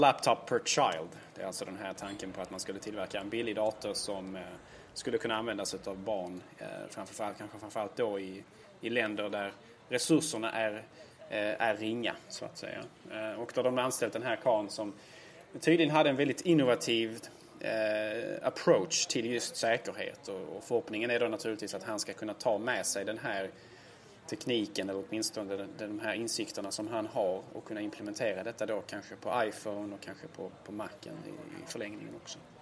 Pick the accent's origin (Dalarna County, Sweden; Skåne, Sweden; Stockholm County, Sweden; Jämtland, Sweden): Skåne, Sweden; Helsingborg; I min hemstad Helsingborg